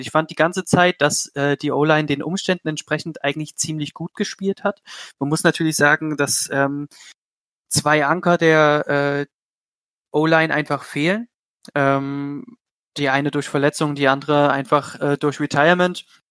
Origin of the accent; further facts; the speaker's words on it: Leipzig, Saxony, Germany; kommen tue ich aus Leipzig.